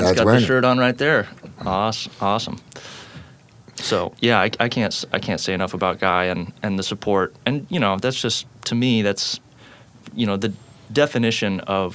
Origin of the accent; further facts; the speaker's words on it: Portland, Oregon, United States; also born or lived in Eugene, Oregon; I grew up in Portland, went down to Eugene for school, and came straight back.